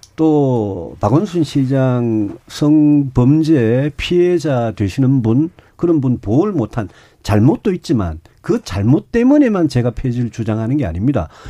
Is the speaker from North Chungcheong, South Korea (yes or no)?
no; Daegu, South Korea; 제가 대구 출신의 사성 국회의원 했는데